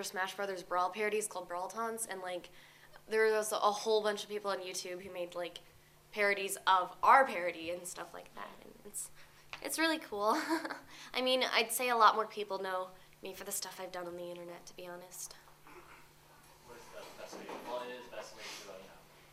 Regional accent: Alaska, United States; moved away as an adult; now in California, United States; I'm from Alaska

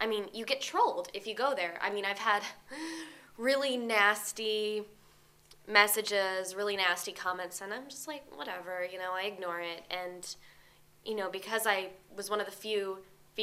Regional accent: Alaska, United States; moved away as an adult; now in California, United States; I'm from Alaska

